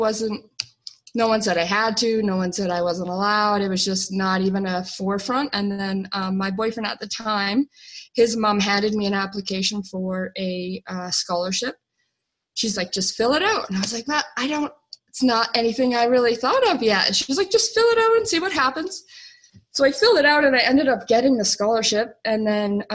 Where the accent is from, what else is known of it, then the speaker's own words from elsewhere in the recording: Calgary, Alberta, Canada; I was born and raised in Calgary, Alberta, Canada